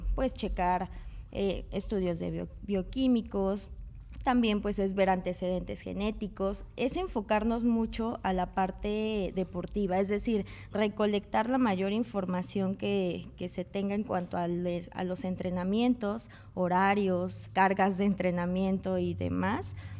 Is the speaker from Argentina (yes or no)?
no; Mexico; como mexicanos